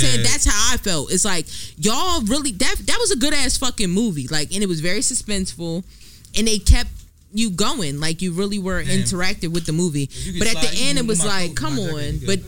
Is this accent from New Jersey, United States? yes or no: yes; Willingboro, New Jersey, United States; So if I chime in, I'm from Willimboro.